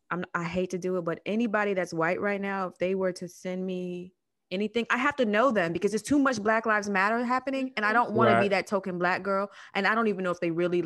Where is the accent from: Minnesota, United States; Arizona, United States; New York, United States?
Arizona, United States; I grow around white people. I'm from Arizona.